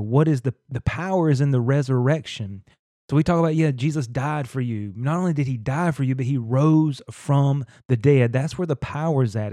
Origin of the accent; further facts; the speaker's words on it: North Carolina, United States; I grew up in North Carolina in the Bible Belt